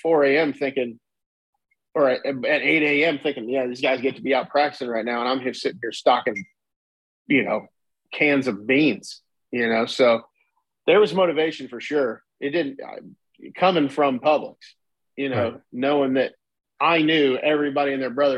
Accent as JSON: {"language": "English", "town": "Marion", "region": "Indiana", "country": "United States", "tie": "born or raised there", "said": "I grew up the Marion Elks"}